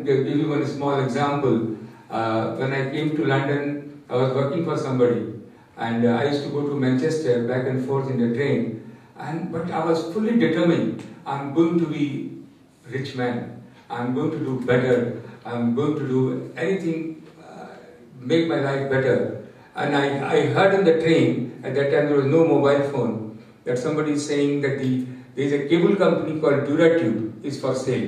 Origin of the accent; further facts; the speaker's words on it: Bihar, India; moved away; I come from Bihar from very humble background